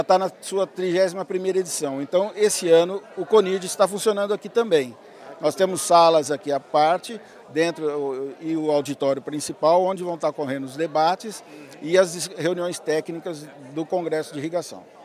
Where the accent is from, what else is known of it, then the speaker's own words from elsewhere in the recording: Votuporanga, São Paulo, Brazil; also born or lived in Espírito Santo do Pinhal; Eu nasci em Votuporanga, era aqui no norte do estado